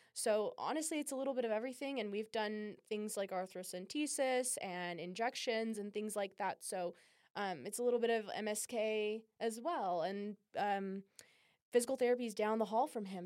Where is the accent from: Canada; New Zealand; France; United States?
United States; California; now in Utah, United States; I'm from California as well